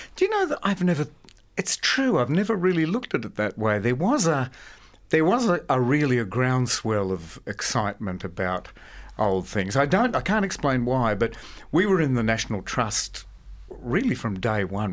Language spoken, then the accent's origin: English; Sydney, New South Wales, Australia; born or raised there